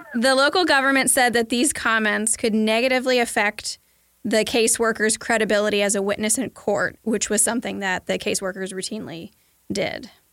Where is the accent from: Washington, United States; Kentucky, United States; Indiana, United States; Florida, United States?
Kentucky, United States; I'm from Kentucky